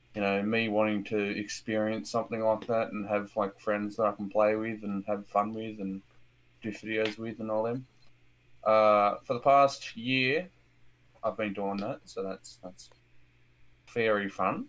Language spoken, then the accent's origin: English; Australia; I'm an Australian, friendly Australian